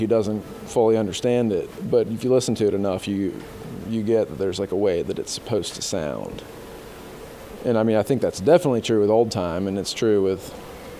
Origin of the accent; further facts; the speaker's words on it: Chapel Hill, North Carolina, United States; now in Asheville, United States; where I grew up in Chapel Hill